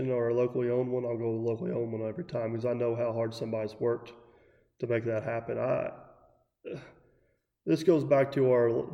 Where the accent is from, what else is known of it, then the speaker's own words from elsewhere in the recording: Troy, United States; now in Derby, United States; But I grew up in Troy